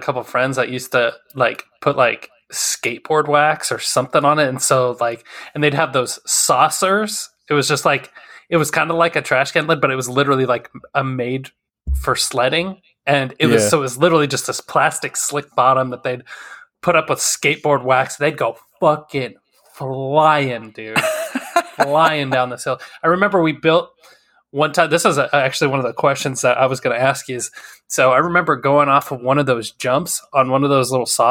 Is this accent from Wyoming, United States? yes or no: yes; Wyoming, United States; I'm from originally from Wyoming. And driving out there, like, the type of weather that we drive in would make people freak the fuck out here.